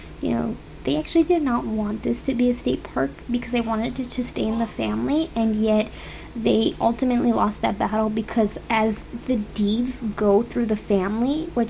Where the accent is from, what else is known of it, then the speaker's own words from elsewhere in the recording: El Paso, Texas, United States; I'm from El Paso